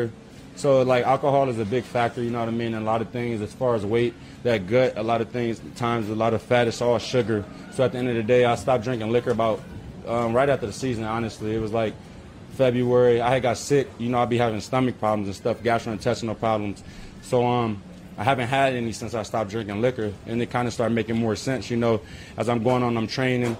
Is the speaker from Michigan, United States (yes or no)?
no; Los Angeles, California, United States; I'm from South Central.